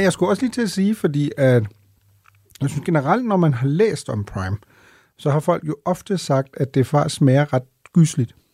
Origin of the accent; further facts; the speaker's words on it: Denmark; er vi så meget danskere og øh, nordeuropæere